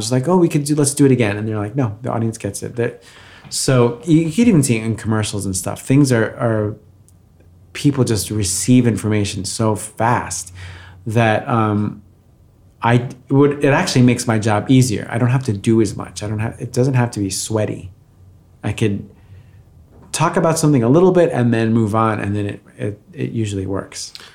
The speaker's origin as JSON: {"language": "English", "town": "Valley Stream", "region": "New York", "country": "United States", "tie": "born or raised there", "also_born_or_lived": "Brazil / Bayside, Queens", "moved": "as an adult", "lives_now": "Los Angeles, United States"}